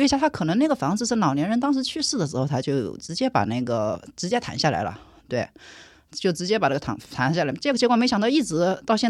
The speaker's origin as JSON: {"language": "Chinese", "region": "Shanghai", "country": "China", "said": "对的，我们上海人不不吃这个亏，所以他们就跳了起来，拉着我跑的。"}